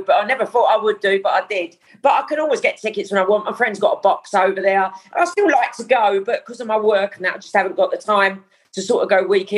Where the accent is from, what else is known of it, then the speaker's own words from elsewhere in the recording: Dagenham, London, United Kingdom; I grew up in Dagenham.